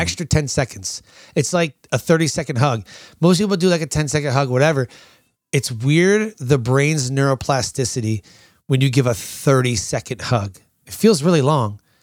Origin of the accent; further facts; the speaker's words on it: Michigan, United States; moved away as an adult; I was born and raised in Michigan